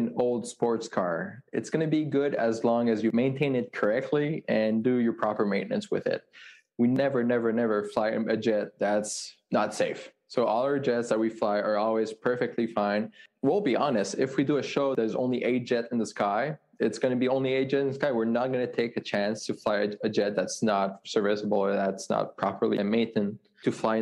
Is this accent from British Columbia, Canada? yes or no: no; Montreal, Quebec, Canada; moved away; I'm from Montreal